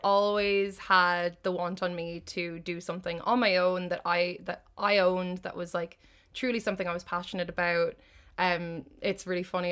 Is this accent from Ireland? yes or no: yes; Ireland; I did the only degree in it in Ireland, and it just so happened to be in my hometown